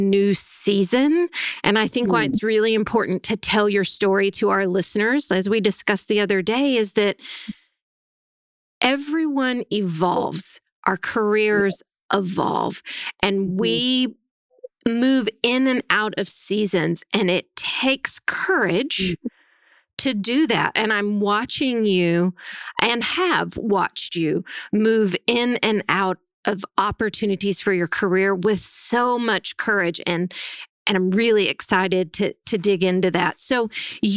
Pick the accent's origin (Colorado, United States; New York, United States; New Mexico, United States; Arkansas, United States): Arkansas, United States; Northwest; I was raised in Northwest Arkansas. I was raised in a small town of 1,400 people.